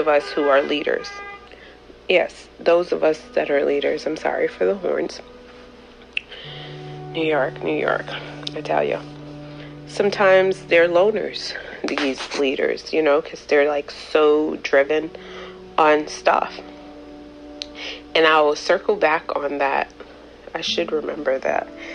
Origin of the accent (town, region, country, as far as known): Jamaica